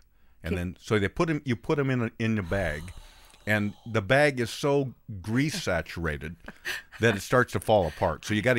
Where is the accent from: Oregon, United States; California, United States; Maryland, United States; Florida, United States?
Oregon, United States; Bend; All over the Northwest, including my hometown of Bend, Oregon.